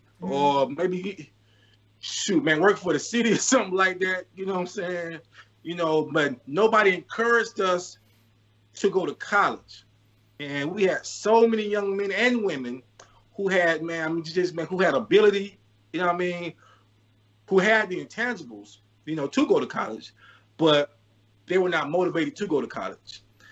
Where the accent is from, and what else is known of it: Columbia, South Carolina, United States; born or raised there